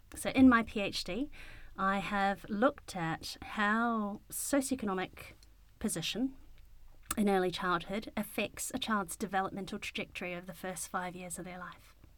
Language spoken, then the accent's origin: English; Wellington, New Zealand; I grew up in Wellington. I was born in Wellington.